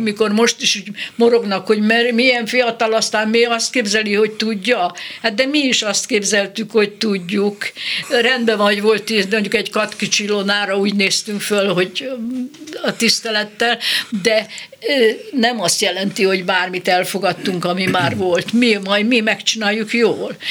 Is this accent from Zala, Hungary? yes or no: yes; Nagykanizsa, Zala, Hungary; moved away; also born or lived in Tab; Nagykanizsán születtem, de Tabon voltam gimnazista, meg ott, ott voltam ö, kamasz